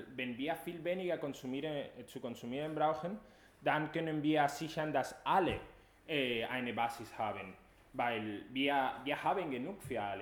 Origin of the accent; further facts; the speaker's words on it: Spain; German is a second language; now in Germany; Ich komme aus Spanien